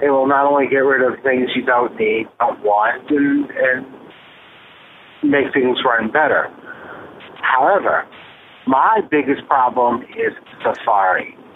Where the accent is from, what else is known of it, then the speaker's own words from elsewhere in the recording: Brooklyn, New York, United States; I am still from Brooklyn, even though I don't live there anymore.